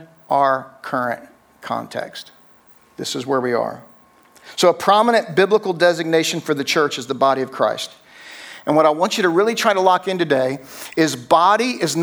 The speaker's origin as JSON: {"language": "English", "region": "New Jersey", "country": "United States", "tie": "born or raised there", "also_born_or_lived": "Tennessee / Atlanta, Georgia", "moved": "as an adult", "said": "I grew up drinking Coke, and I was from New Jersey, not Atlanta"}